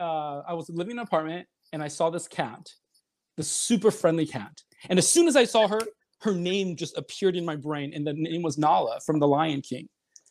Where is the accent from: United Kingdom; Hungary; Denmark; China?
China; also born or lived in Seoul, South Korea; now in United States; if I never came to the United States, I was born in Seoul, I'm Chinese, but if I always stayed in China, where would I be?